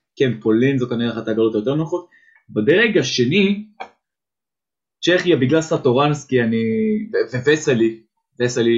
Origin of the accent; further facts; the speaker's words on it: Israel; בסוף אני ישראלי